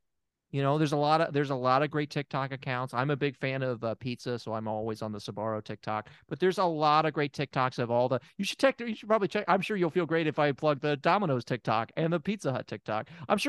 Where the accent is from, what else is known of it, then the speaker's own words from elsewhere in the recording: Germantown, Tennessee, United States; And maybe you don't know this about me, but I am from Germantown. And I think any real Germantownians will tell you Germantown's the real Memphis.